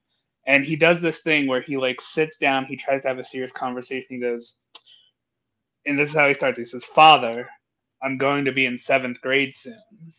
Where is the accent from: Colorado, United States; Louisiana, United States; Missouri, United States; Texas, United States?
Colorado, United States; born or raised there; moved away